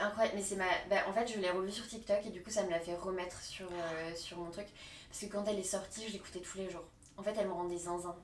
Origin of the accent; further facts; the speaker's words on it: Paris region, Île-de-France, France; also born or lived in Asnières-sur-Seine / Rambouillet / Normandy; j'ai grandi genre sur Agnières sur Seine et après on est allé à Rambouillet du coup dans le 78 donc je suis toujours restée dans, dans région parisienne